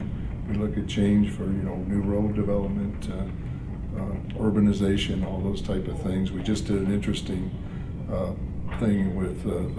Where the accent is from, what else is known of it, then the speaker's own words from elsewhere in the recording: Kentucky, United States; also born or lived in St. Louis, Missouri; now in Michigan, United States; I grew up in Kentucky.